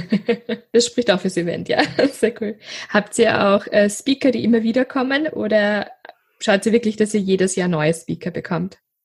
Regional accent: Styria, Austria; Ich komme ja aus der Steiermark

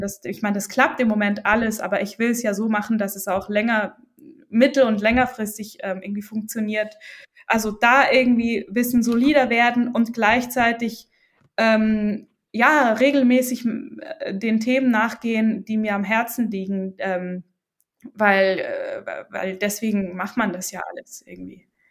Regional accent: Switzerland; ich als Schweizerin

